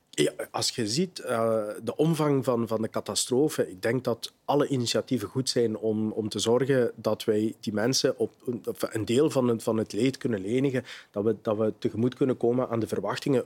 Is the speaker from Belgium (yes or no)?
yes; Limburg, Flanders, Belgium; bij ons in Limburg